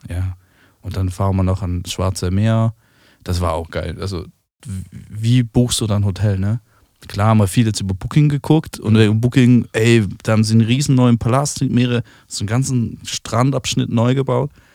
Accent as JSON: {"language": "German", "country": "Switzerland", "said": "da, wo ich herkomme, in der Schweiz"}